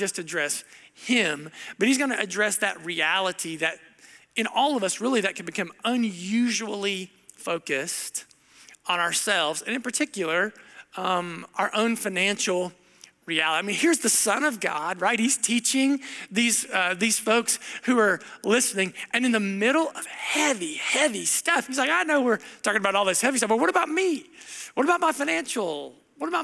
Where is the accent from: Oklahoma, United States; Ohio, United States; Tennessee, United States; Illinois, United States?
Ohio, United States; Southern; moved away; I grew up in Southern Ohio